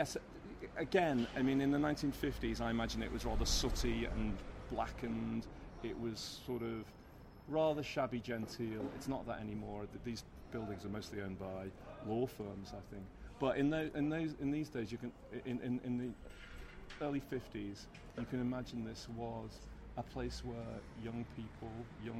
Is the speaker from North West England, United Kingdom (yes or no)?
yes; Liverpool, North West England, United Kingdom; accent: Northwest; moved away as an adult; now in London, United Kingdom; from my accent you will know that I'm from the Northwest, but I didn't live in Liverpool. I lived in Liverpool for 18 years, and then I left for college.